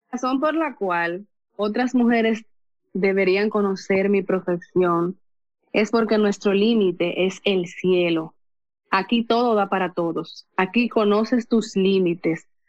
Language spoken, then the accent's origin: Spanish; Cotuí, Sánchez Ramírez, Dominican Republic; Soy de República Dominicana, provincia de Sánchez Ramírez, municipio de Cotuí.